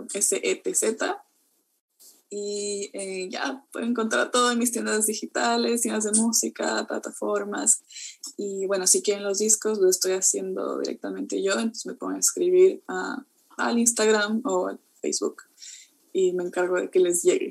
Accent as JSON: {"language": "Spanish", "country": "Ecuador", "moved": "yes", "lives_now": "New Zealand", "said": "en Ecuador como tenemos como 15 tipos de plátano diferentes"}